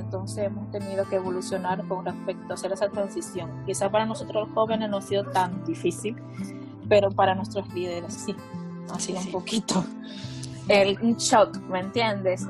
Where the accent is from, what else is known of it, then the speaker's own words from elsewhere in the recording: Santo Domingo, Distrito Nacional, Dominican Republic; soy de República Dominicana.